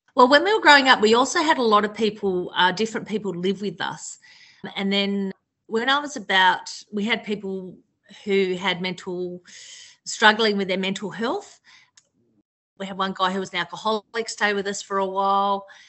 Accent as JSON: {"language": "English", "region": "Tasmania", "country": "Australia", "tie": "born or raised there", "moved": "as an adult", "lives_now": "Melbourne, Australia", "said": "I grew up in Tasmania, but I've sort of lived in Melbourne since I was I moved here in my early 20s"}